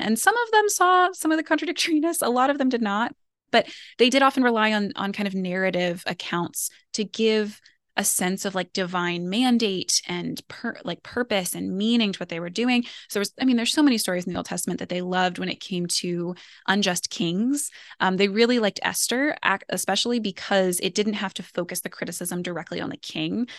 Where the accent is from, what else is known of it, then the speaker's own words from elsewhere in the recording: United States; as an American